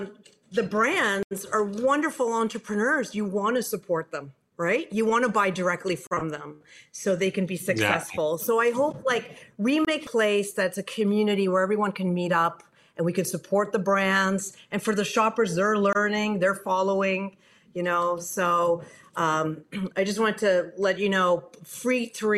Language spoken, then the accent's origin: English; Canada; moved away as an adult; also born or lived in France / Silicon Valley; I'm from Canada